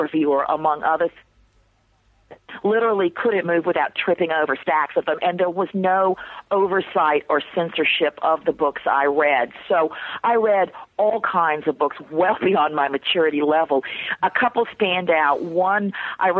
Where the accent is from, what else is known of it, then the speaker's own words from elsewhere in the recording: Raleigh, North Carolina, United States; also born or lived in Hawaii / Greensboro, North Carolina; I was born in Hawaii, and we lived there for about 3 years and then moved to the Greensboro area. And I've spent my whole life growing up in either Greensboro or Raleigh, and primarily Raleigh, North Carolina